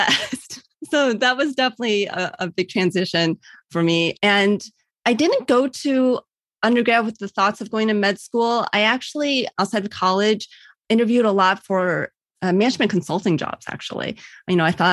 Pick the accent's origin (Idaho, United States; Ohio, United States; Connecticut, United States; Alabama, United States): Ohio, United States; Cleveland; also born or lived in California / Virginia; I was born in Cleveland